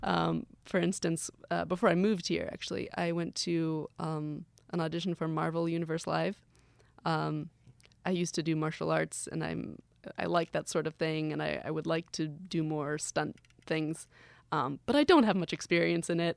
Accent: Gainesville, Florida, United States; now in Orlando, United States; I grew up actually doing summer camps at the Hippodrome

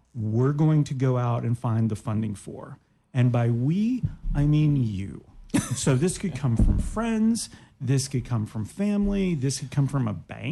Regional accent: Canada; I'm Canadian

